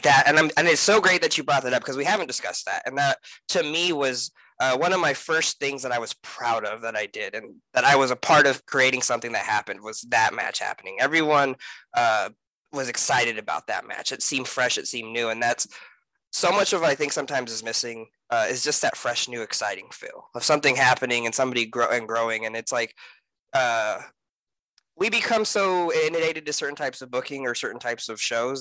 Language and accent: English; California, United States; moved away; I come from California